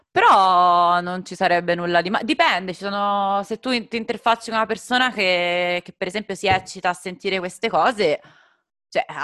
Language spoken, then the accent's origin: Italian; northern Italy, Italy; sono del nord